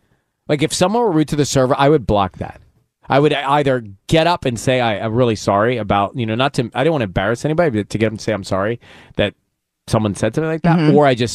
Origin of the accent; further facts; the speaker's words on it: Georgia, United States; moved away; where I grew up in Georgia